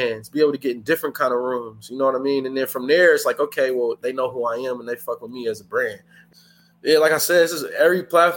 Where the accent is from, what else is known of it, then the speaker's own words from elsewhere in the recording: Hayward, California, United States; Growing up, I'm from Hayward, from South Hayward, I'm from the Bay Area